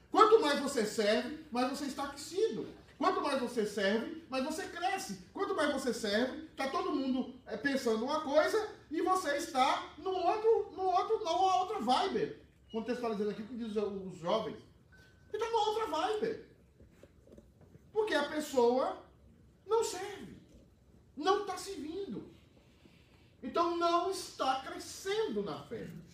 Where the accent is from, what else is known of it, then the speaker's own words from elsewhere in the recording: Northeast Region, Brazil; moved away; Algumas, no Nordeste é assim, em algumas cidades, né? Lá na minha cidade